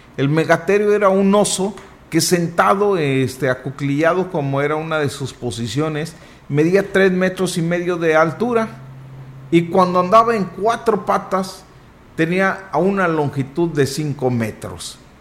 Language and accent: Spanish; Huasteca, Mexico; Nosotros, nuestra respuesta en automático es de la Huasteca.